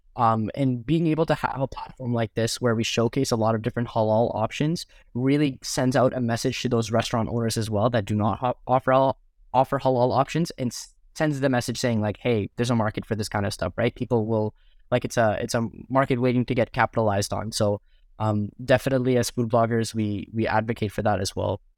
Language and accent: English; Mississauga, Ontario, Canada; I'm born and raised in Mississauga, which is the sub, the first suburb outside of Toronto.